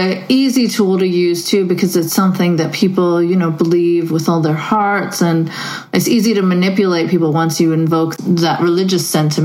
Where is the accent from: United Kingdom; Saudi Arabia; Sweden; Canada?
Saudi Arabia; moved away; I grew up in Saudi Arabia, and one of the most insecure countries about religion.